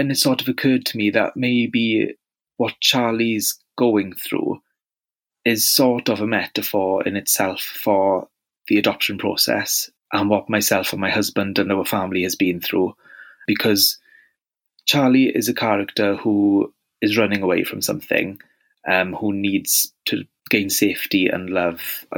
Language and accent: English; Wales, United Kingdom; accent: Welsh; as you might have guessed from my accent, I'm very, very Welsh